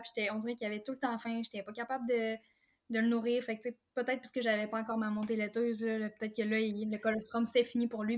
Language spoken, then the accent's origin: French; Forestville, Quebec, Canada; je suis native de la Côte-Nord. ben, je demeure en fait encore ici à Forestville.